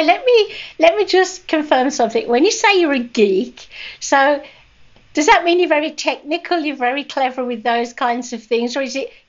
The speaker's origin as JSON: {"language": "English", "country": "United Kingdom", "said": "I'm a Brit."}